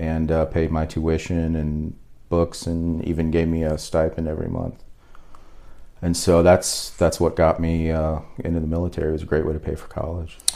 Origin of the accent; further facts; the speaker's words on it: Fort Smith, Arkansas, United States; I was born in Arkansas. Um, mainly grew up in Fort Smith, Arkansas. Um, we lived there the majority of the time, fifth grade, all through high school.